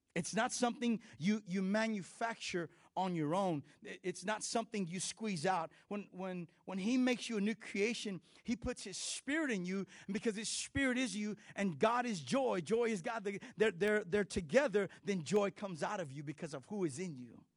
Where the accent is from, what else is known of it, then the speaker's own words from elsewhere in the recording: Texas, United States; I'm Mexican and I'm Texan.